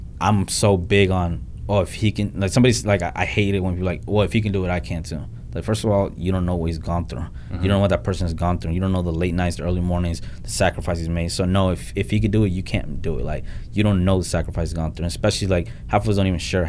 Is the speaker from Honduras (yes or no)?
yes; Honduras; moved away; I come from a third world country. I was born in Honduras